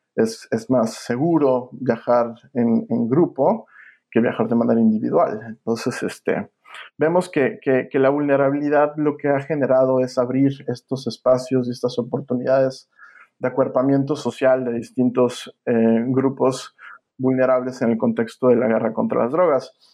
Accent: Mexico; also born or lived in Villanova, Pennsylvania, United States; now in United States

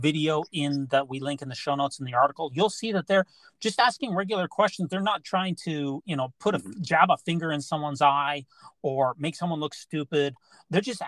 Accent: Utah, United States; I grew up in Utah. Mm-hmm. I lived in Utah County, which is 99% white.

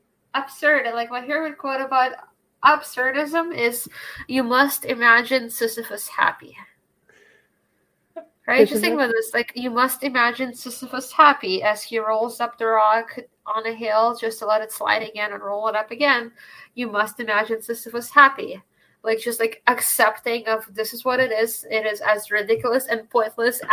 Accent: Bay Area, California, United States; moved away as an adult; now in Boston, United States; I grew up in the Bay Area

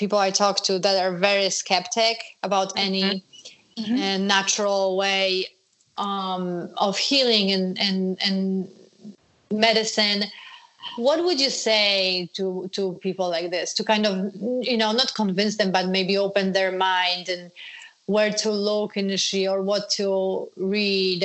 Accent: Poland; moved away; I grew up in Poland

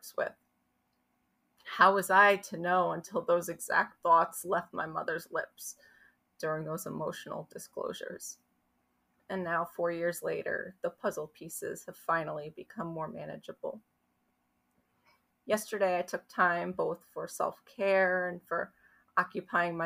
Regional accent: New Jersey, United States; I live in New Jersey. I grew up in New Jersey.

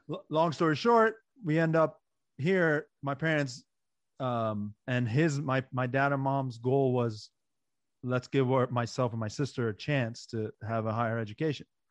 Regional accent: Maryland, United States; born or raised there; English is a second language; also born or lived in Iran / Pakistan

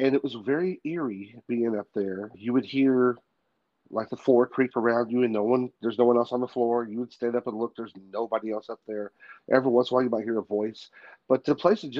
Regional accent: Tennessee, United States; now in Oklahoma, United States; I'm from Tennessee originally. I live out here in Oklahoma now

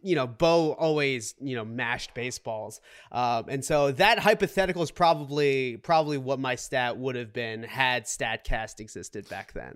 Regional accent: Boston, Massachusetts, United States; also born or lived in Seoul, South Korea; now in New York City, United States; I grew up in the Boston area

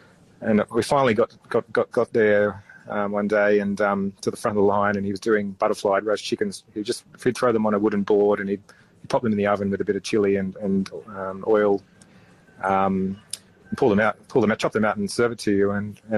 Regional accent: Australia; I'd always sort of was quite proud of being Aussie.

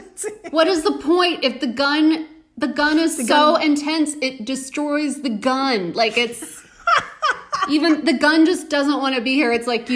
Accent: Texas, United States; I am from Texas

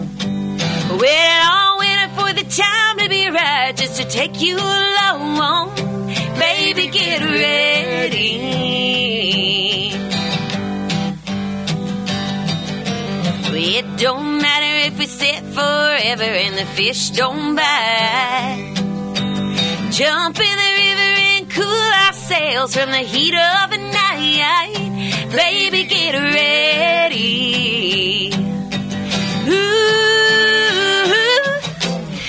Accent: Charleston, South Carolina, United States; I was born in Charleston, South Carolina

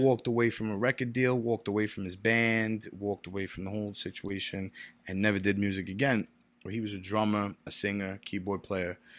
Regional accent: New York City, New York, United States; moved away as an adult; also born or lived in Far Rockaway / Brooklyn / New Jersey / Florida; Staten Island is really where I grew up

